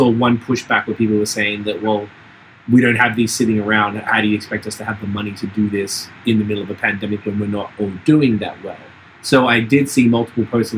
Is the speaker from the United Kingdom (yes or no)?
no; Australia; moved away; I'm from Australia